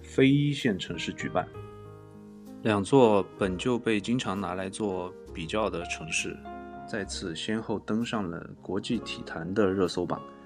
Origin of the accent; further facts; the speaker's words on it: China; 例如我们中国人排在第六十八位